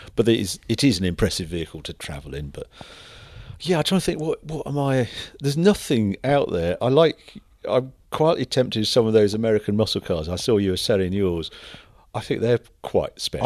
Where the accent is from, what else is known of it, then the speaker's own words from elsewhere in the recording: Birkenhead, North West England, United Kingdom; accent: Scouse; moved away; I was brought up in Birkenhead, so I'm scouse